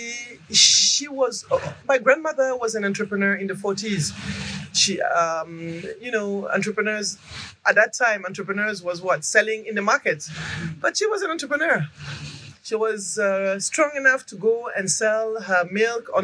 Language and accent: English; Senegal; also born or lived in Mali; now in Côte d'Ivoire; I'm from Senegal originally. I have some origins in Mali too, but I live in Côte d'Ivoire.